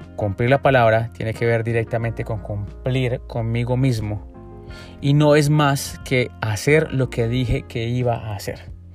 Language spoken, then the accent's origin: Spanish; Colombia; en mi país, en Colombia